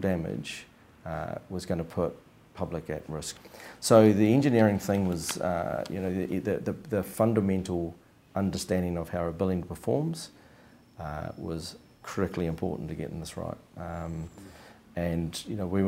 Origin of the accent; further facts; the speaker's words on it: Wellington, New Zealand; moved away as an adult; now in Christchurch, New Zealand; Growing up in Wellington in the 80s, there was lots of holes in the ground